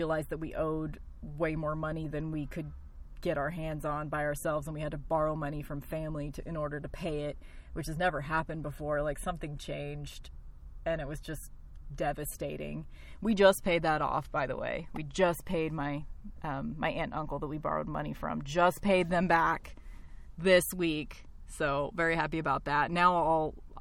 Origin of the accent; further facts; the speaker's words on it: Tornado Alley, next to Kansas, Midwest, United States; my hometown that I still live